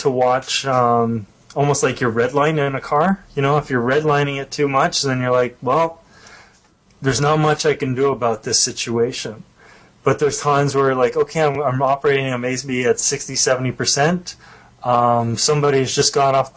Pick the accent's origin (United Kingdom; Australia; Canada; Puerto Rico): Canada; being a Canadian